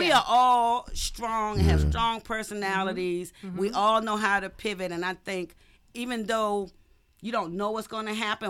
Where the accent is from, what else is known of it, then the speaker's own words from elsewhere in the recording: Washington, District of Columbia, United States; I'm from Southeast.